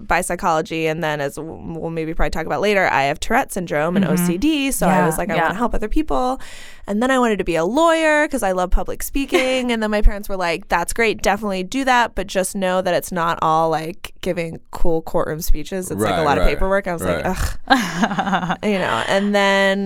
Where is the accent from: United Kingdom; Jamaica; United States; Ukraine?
United States; Clarion, Pennsylvania; I grew up in Western Pennsylvania, a really small town called Clarion